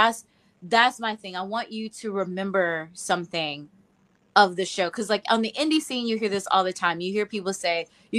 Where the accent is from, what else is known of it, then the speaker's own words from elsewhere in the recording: Georgia, United States; I'm from Georgia